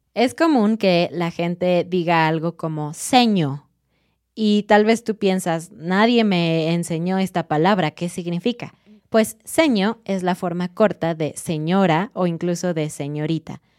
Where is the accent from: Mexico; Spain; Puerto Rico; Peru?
Mexico